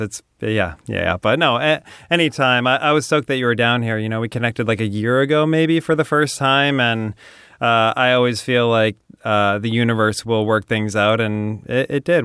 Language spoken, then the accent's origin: English; New Hampshire, United States; now in Venice, United States; I grew up in New Hampshire